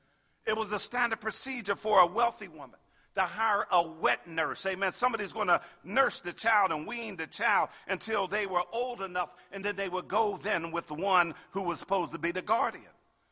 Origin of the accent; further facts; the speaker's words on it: Pittsburgh, Pennsylvania, United States; I grew up in Pittsburgh and everybody worked for the steel mills, amen.